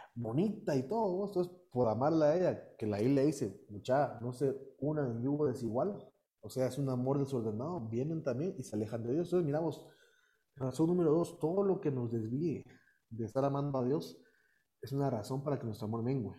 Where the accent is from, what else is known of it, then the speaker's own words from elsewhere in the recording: Guatemala; also born or lived in United States; Yo nací en Estados Unidos. Ok. Y he radicado aquí toda mi vida